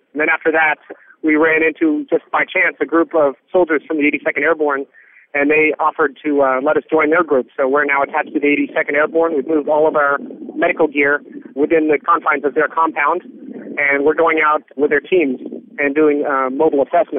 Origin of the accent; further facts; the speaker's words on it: Portland, Oregon, United States; I'm from Portland, Oregon, and this group is based out of New York City.